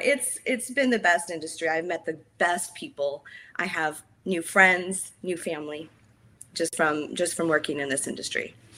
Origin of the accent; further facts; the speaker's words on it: Healdsburg, California, United States; I was born and raised in Healdsburg, which is wine country